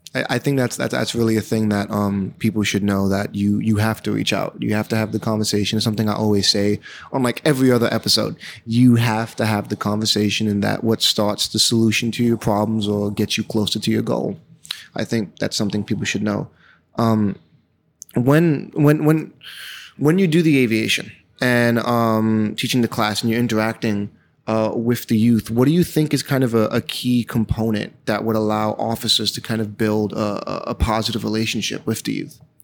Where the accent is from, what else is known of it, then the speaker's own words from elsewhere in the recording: New York City, New York, United States; also born or lived in Bushwick; I moved to East New York kind of, uh, halfway through my childhood. I used to live in Bushwick